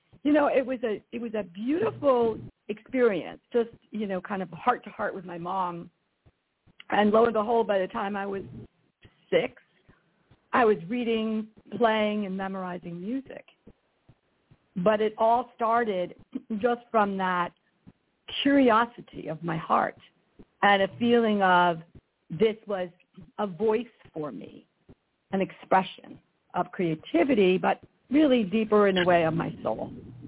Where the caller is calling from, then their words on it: California, United States; Well, I am in sunny, very hot Northern California.